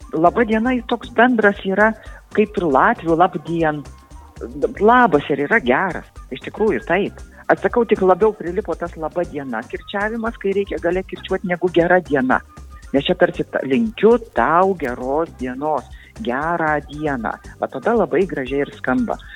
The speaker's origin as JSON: {"language": "Lithuanian", "region": "Samogitia", "country": "Lithuania", "said": "tiek aš būdama žemaitė, tiek aukštaitis, būdami tos visuotinės kirčio atitraukimo zonos kalbėtojai"}